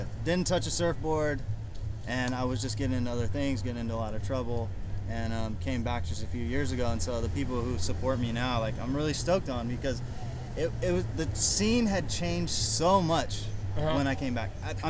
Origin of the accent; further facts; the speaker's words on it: San Pedro, California, United States; now in Woodland Hills, United States; Originally grew up in San Pedro. Live in Woodland Hills now.